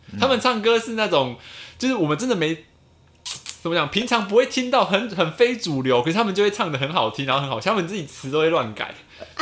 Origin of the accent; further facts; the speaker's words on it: Taitung County, Taiwan; 我们台东人